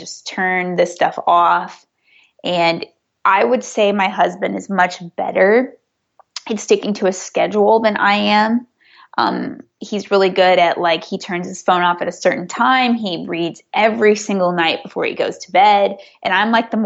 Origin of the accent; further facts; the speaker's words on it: Missouri, United States; now in California, United States; I'm originally from Missouri, where places do not cost what they cost in California